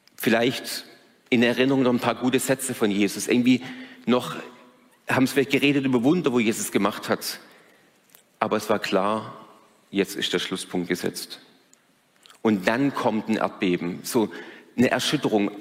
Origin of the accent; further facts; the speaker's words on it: Germany; als Deutsche